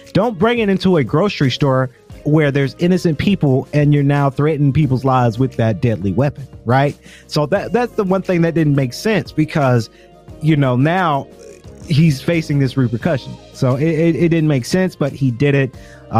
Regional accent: Macon, Georgia, United States; But when that does happen, I do say, hey, I'm from Macon.

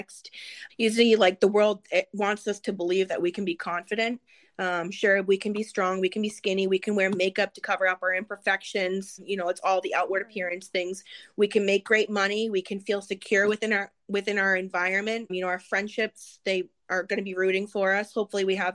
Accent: Massachusetts, United States; I grew up in Massachusetts

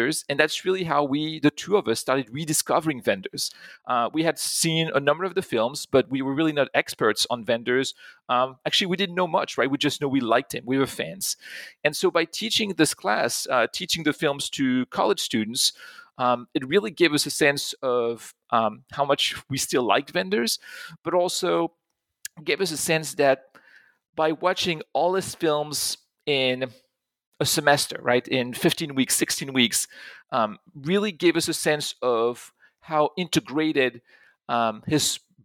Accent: Pont-à-Mousson, Grand Est, France; I grew up in France. I grew up in a small town not too far from Germany. It's in Pont-à-Mousson in Lorraine.

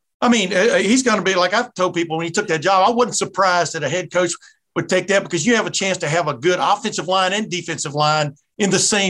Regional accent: Alabama, United States; accent: southern accent; now in Ohio, United States; I was born in Alabama in the 60s.

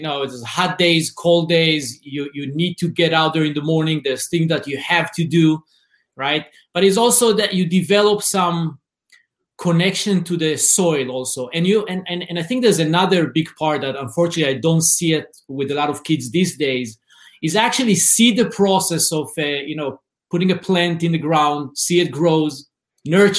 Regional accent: Israel; English is a second language; moved away as an adult; as you hear my accent, I'm originally from Israel. I grew up in a small, it's called Mushav.

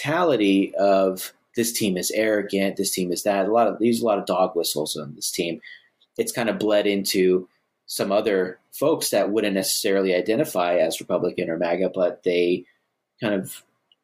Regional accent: United States; as American sports fans

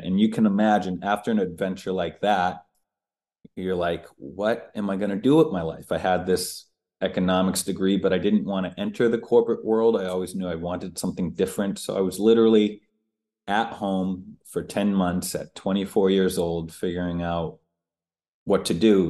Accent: United States; also born or lived in Boston, Massachusetts / Maine; now in Los Angeles, United States; I was born in Boston, and I grew up outside of Boston and in Maine.

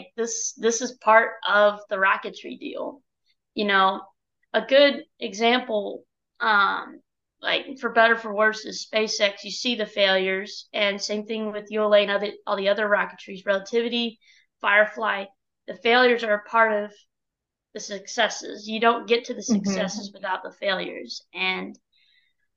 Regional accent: Dallas, Texas, United States; moved away; I'm from Dallas, Texas.

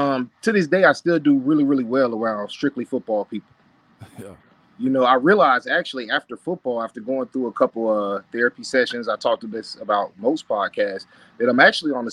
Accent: Florida, United States; So Ramon, I'm from Polk County.

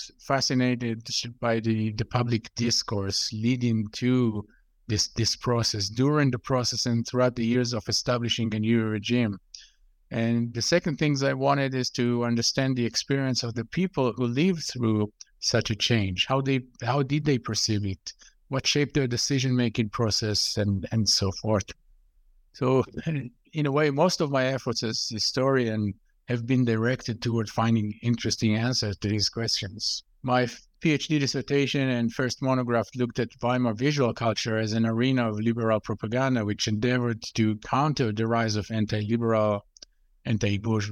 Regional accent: Israel; I grew up in Israel, and going through the Israeli education system

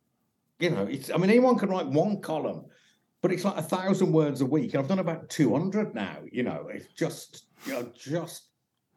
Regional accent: Birmingham, West Midlands, United Kingdom; also born or lived in Stourbridge; I'm from Birmingham

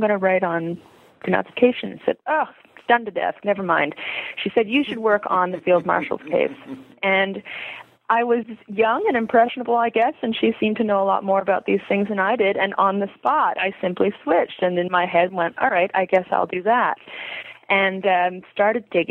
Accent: Montreal, Quebec, Canada; I was born and raised in Montreal, Quebec, Canada

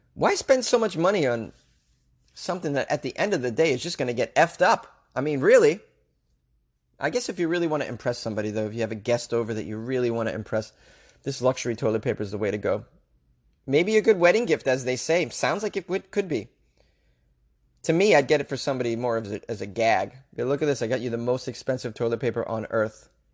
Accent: Boston, Massachusetts, United States; I'm from Boston

